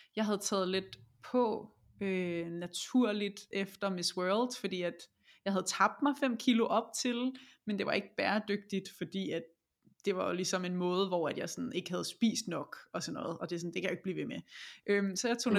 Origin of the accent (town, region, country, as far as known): Denmark